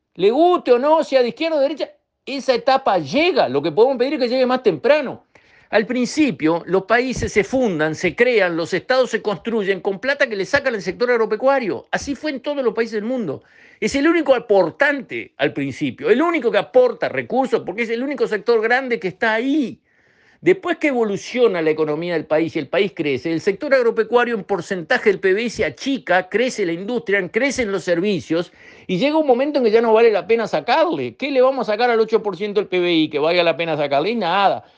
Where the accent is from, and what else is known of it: Uruguay